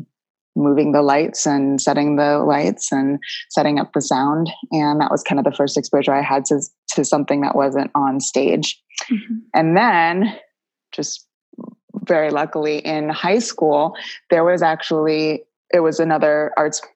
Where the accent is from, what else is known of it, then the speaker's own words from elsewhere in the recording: St. Petersburg, Florida, United States; I grew up in St. Petersburg, Florida